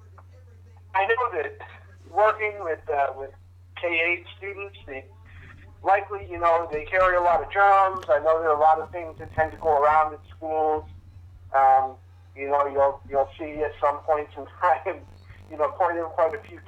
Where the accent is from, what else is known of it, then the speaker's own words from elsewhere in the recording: Vermont, United States; growing up in Vermont, I was actually in junior high when 9/11 happened